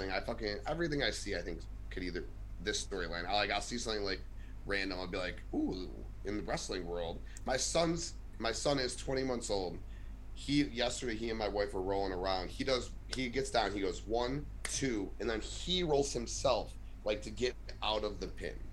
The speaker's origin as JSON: {"language": "English", "town": "Chicago", "region": "Illinois", "country": "United States", "said": "I'm from Chicago"}